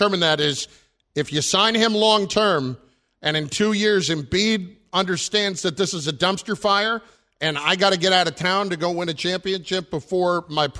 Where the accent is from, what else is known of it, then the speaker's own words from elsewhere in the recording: New Jersey, United States; I'm from New Jersey.